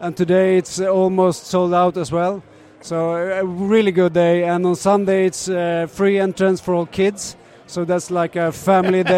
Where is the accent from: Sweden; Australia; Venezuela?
Sweden; Stockholm, Stockholm County; born and raised in Stockholm